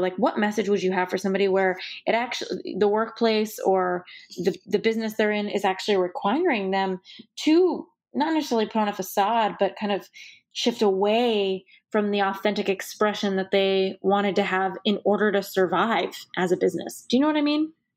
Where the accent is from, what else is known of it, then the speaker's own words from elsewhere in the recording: Los Angeles, California, United States; growing up in Los Angeles, fully, you know, par-, parents who were born here